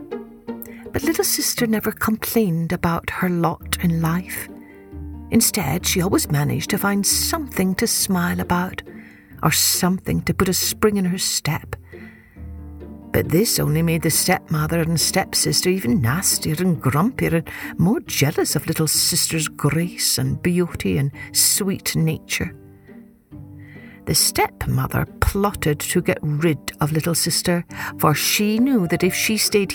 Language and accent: English; Scotland, United Kingdom; when I was growing up in Scotland, I loved how the sky would never grow dark during that month until almost midnight